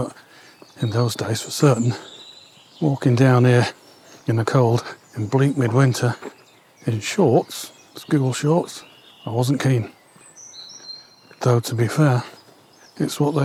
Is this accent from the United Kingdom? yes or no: yes; Warrington, North West England, United Kingdom; born or raised there; also born or lived in Stockton Heath